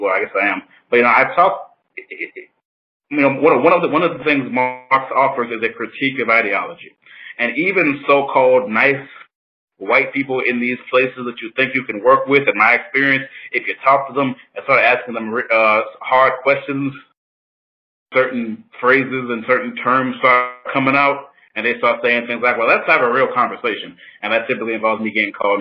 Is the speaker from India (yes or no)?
no; Orangeburg, South Carolina, United States; I am from Orangeburg, South Carolina